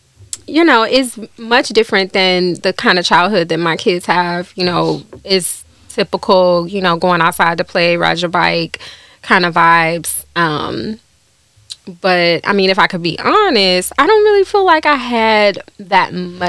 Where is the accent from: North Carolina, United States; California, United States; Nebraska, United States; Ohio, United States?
Ohio, United States; Cleveland; Well, honestly, I grew up in the hood.